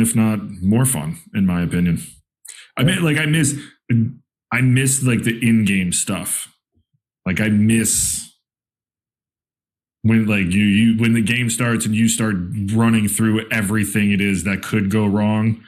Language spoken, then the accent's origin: English; East Greenwich, New York, United States; now in Rochester, United States; So I grew up in East Greenwich, New York, right outside Albany